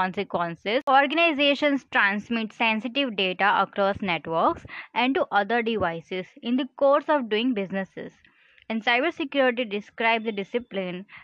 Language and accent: English; India; I'm from India